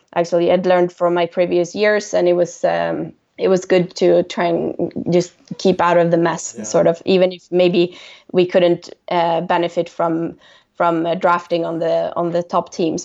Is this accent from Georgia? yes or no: no; Stockholm, Stockholm County, Sweden; I'm from Stockholm